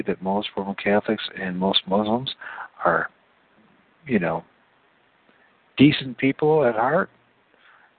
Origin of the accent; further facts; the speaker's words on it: United States; I'm an American